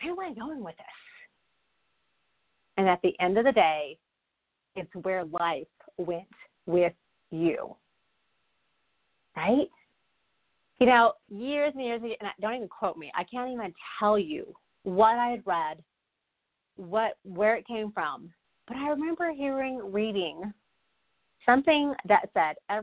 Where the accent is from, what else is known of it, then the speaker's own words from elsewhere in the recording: Texas, United States; a fellow Texan.